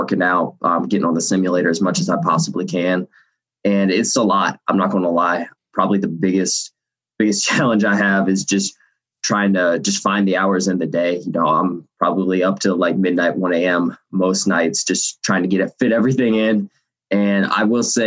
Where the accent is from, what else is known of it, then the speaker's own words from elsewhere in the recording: Georgia, United States; I'm from Georgia